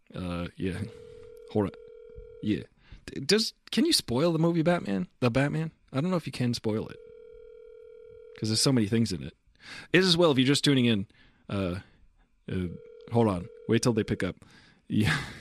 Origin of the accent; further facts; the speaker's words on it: Massapequa, New York, United States; we're both from Massapequa